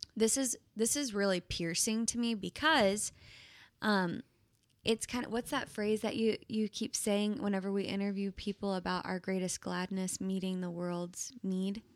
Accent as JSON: {"language": "English", "town": "Plano", "region": "Texas", "country": "United States", "tie": "born or raised there", "said": "my hometown, Plano, Texas"}